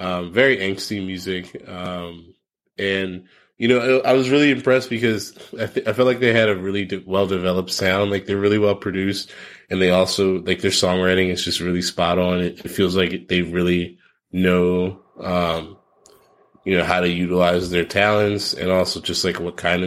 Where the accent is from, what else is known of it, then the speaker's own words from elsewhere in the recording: East Coast, United States; I'm from the East Coast.